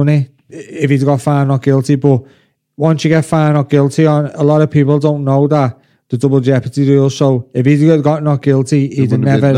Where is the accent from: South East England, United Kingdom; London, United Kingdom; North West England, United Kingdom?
North West England, United Kingdom; Liverpool; when you're from Liverpool, I'd never move out of Liverpool